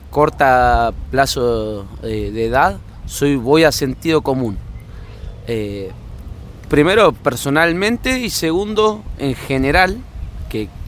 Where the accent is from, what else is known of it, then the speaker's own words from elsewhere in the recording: Santa Rosa, La Pampa, Argentina; soy eh, de Santa Rosa La Pampa